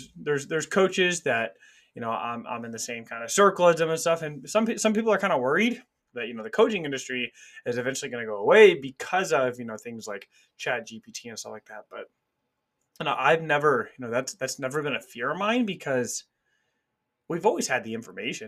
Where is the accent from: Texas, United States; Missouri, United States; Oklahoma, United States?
Missouri, United States; Kansas City; I grew up in Kansas City. I live a couple hours away from there now